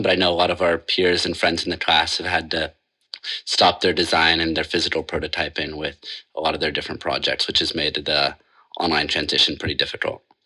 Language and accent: English; Portland, Oregon, United States; I'm from Portland, Oregon